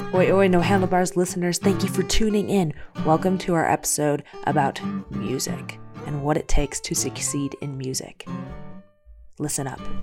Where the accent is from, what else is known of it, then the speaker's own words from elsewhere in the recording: Chicagoland suburbs, Illinois, United States; moved away; I was raised in the Chicagoland suburbs